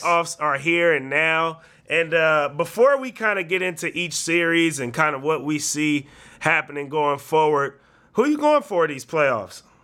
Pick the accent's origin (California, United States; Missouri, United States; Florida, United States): California, United States; the Bay Area; We're from the Bay